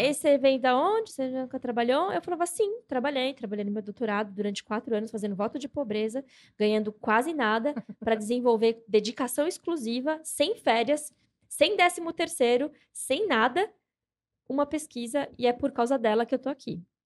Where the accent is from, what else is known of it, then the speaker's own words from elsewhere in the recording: São Paulo, Brazil; eu sou nascida e criada em São Paulo, Zona Norte, muita treta, tretíssima